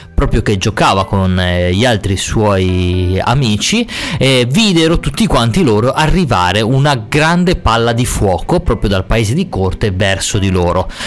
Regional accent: Ciabaudo, Liguria, Italy; dove vengo, da Ciabaudo

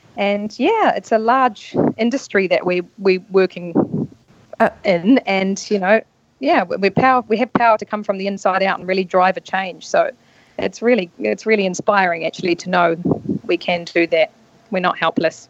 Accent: North Island, New Zealand; moved away as an adult; also born or lived in London; I'm a Kiwi. Uh, I grew up in New Zealand in a small rural town in the North Island

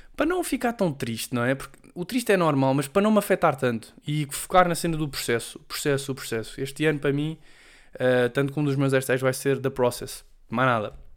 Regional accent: Portugal; first language Portuguese; moved away as an adult; now in Madrid, Spain; falar a minha língua mãe

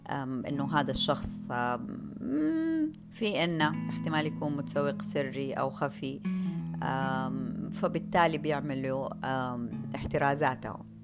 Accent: Saudi Arabia; احتياجاتنا إحنا كمجتمع سعودي

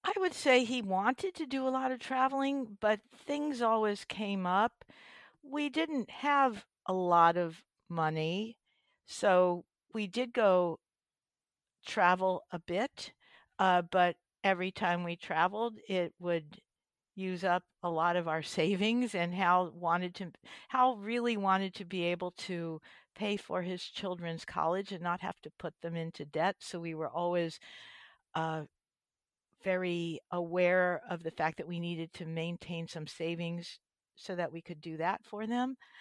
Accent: East Coast, United States; moved away as an adult; now in California, United States; I spent my youth back, uh, on the East Coast in, uh, New Jersey and New York, and I don't know if I still have a v, a little bit of an accent from

